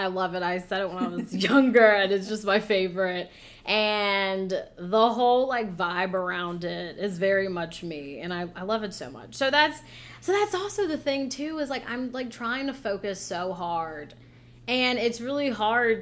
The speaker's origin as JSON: {"language": "English", "region": "Virginia", "country": "United States", "tie": "born or raised there", "moved": "as an adult", "lives_now": "Florida, United States"}